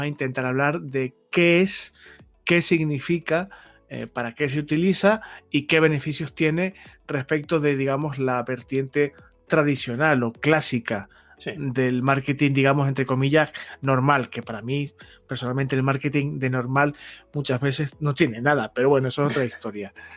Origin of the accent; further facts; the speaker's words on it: Canary Islands, Spain; soy canario